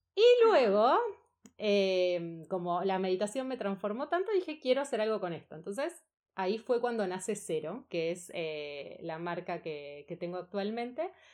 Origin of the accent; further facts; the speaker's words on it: Buenos Aires, Argentina; also born or lived in Spain; Soy de Argentina, de Buenos Aires.